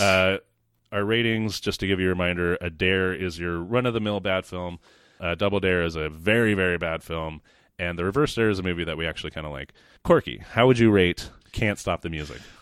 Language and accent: English; Sacramento, California, United States; I'm from Sacramento.